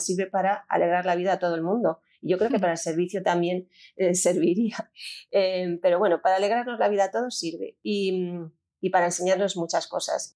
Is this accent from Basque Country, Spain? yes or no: no; Valencian Community, Spain; yo soy valenciana